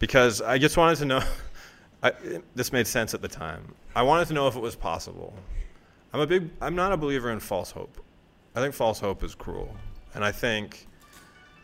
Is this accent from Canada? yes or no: yes; Toronto, Ontario, Canada; I'm a writer from Toronto